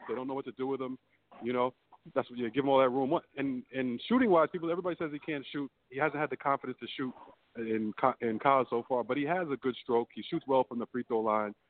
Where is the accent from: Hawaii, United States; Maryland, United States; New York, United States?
New York, United States; New York City; Brooklyn, so it's in my hometown